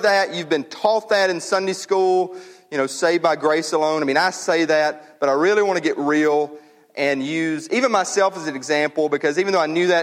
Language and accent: English; United States; As an American